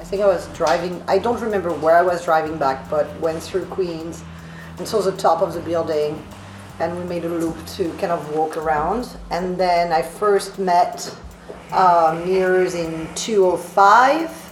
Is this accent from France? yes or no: yes; France; accent: French; English is a second language; moved away as an adult; now in New York, United States; my accent and inability to pronounce TH like most French people